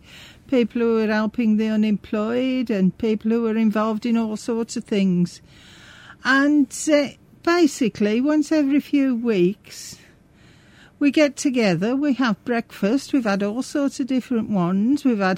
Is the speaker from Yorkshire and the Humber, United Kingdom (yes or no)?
no; Coseley, West Midlands, United Kingdom; accent: Black Country; also born or lived in Wednesbury / Bilston; I was born in Wensbury. Yeah. We moved over to this area when I was two, and we technically lived in Cowsley, in the Lanesfield area of Cowsley, simply because of where the boundaries were at the time.